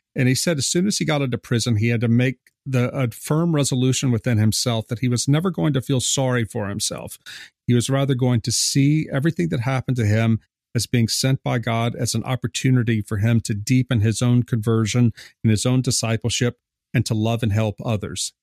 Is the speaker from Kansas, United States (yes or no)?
no; South Louisiana, United States; I'm from South Louisiana. I live here now.